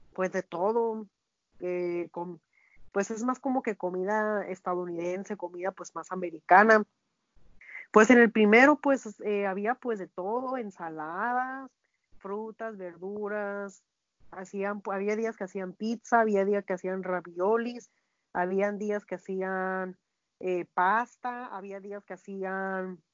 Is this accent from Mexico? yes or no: yes; Mexico; also born or lived in Hermosillo, Sonora; nosotros como mexicanos